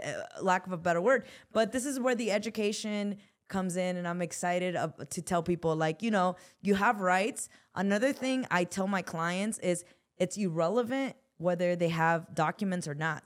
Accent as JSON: {"language": "English", "town": "Los Angeles", "region": "California", "country": "United States", "also_born_or_lived": "Newark, New Jersey", "said": "I come from South Central Los Angeles"}